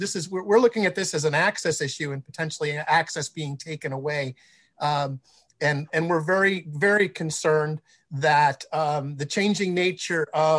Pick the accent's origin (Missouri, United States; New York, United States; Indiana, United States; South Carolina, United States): New York, United States; Buffalo; I'm a New Yorker. I'm from upstate New York, born in Buffalo. Now I still live in New York State.